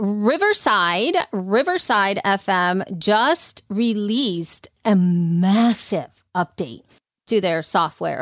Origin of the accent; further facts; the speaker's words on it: El Salvador; moved away; growing up in El Salvador